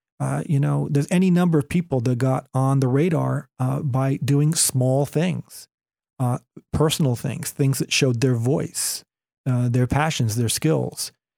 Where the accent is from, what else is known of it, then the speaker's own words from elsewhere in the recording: California, United States; starting point guard for the Golden State Warriors, my hometown team, but I think that position is taken.